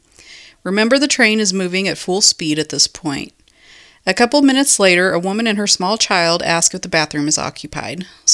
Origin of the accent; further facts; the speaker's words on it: West Coast, United States; I'm from the West Coast.